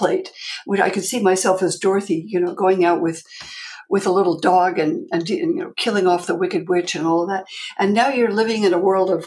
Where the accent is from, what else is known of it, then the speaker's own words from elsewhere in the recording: Palo Alto, California, United States; moved away as an adult; also born or lived in New York; I grew up in Palo Alto in California